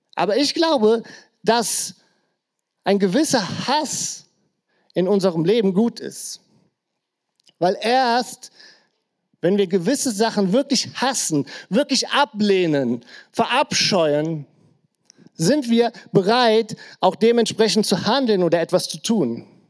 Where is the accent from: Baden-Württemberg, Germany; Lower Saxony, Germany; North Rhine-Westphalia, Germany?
North Rhine-Westphalia, Germany; Krefeld; In der Gegend, wo ich aufgewachsen bin, äh, genauer gesagt, genau bei mir auf der Straße, stand früher ein Bunker noch aus dem Krieg